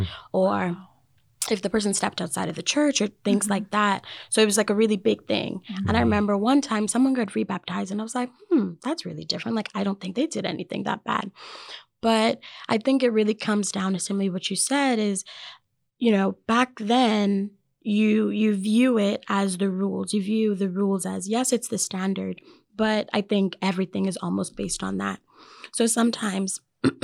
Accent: Bahamas; moved away; I'm from the Bahamas, but in my culture, baptism is very important

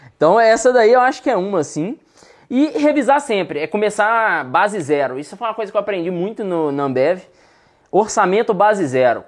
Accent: Sete Lagoas, Minas Gerais, Brazil; also born or lived in Contagem; now in Belo Horizonte, Brazil; Na verdade, eu nasci em Contagem, mas cresci aqui entre Contagem e BH. Até que com oito anos de idade, fui morar em Sete Lagoas, que é 70 quilômetros de Belo Horizonte

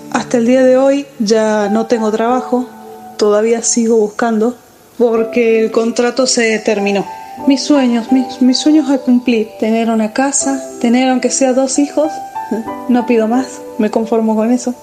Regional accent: San Juan, Argentina; soy de Argentina, provincia de San Juan

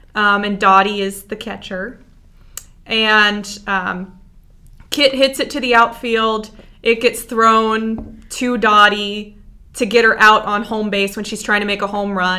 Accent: Ohio, United States; I'm from Ohio.

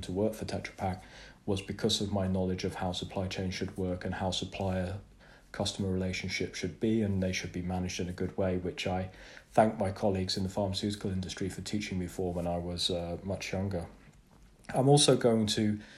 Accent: England, United Kingdom; hard for me to say as an Englishman

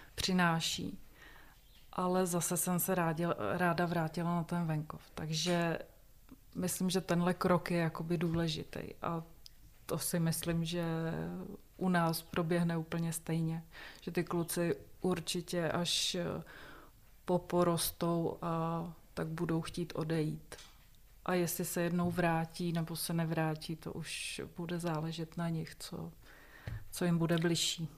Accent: a small village near Blatná, South Bohemian Region, Czechia; also born or lived in České Budějovice; Já pocházím tady poměrně nedaleko, vlastně z malé vesnice u Blatn, což je tady odsud asi 30 kilometrů.

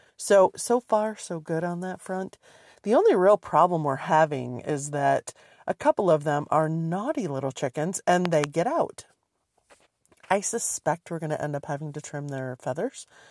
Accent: Michigan, United States; moved away; when I was growing up in Michigan

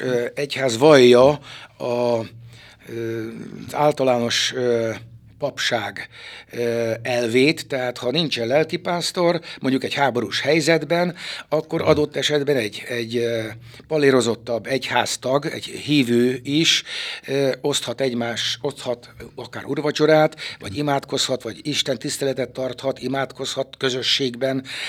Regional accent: Szekszárd, Tolna, Hungary; also born or lived in Harkány; Ide helyezték édesapámat a templom tövében, a szexárdi parókián, Kálvin téren volt, nőttem fel, ifjúságomat itt töltöttem

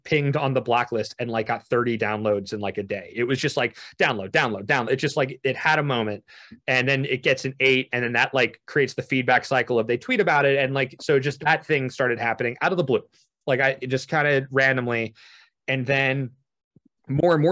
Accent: New Jersey, United States; I'm from New Jersey.

